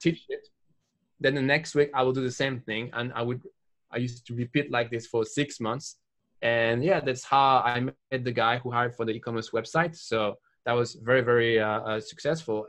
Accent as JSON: {"language": "English", "country": "France", "said": "from France"}